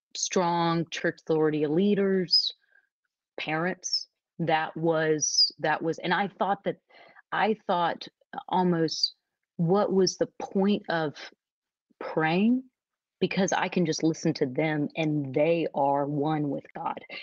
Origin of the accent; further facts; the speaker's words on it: Nashville, Tennessee, United States; moved away as an adult; also born or lived in New York City / Dallas, Texas; I am originally from Nashville, Tennessee, and I'm actually here in Nashville today at my childhood home